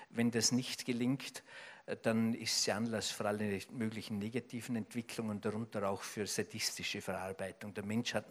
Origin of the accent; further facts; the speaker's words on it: Austria; die nächste Fußballweltmeisterschaft als Österreicher spricht man ja leicht, weil man immer Zuschauer ist.